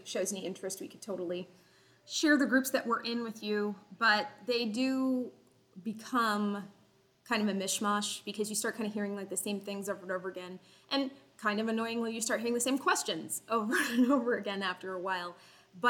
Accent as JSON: {"language": "English", "region": "Florida", "country": "United States", "moved": "as an adult", "lives_now": "Costa Rica", "said": "I'm from Florida"}